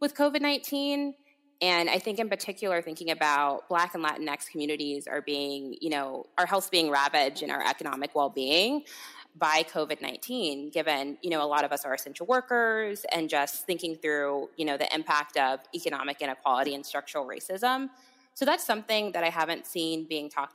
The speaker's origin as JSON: {"language": "English", "region": "California", "country": "United States", "tie": "born or raised there", "moved": "as an adult", "lives_now": "Washington, DC, United States", "said": "I'm a California native, but have been in DC for the past 5 years"}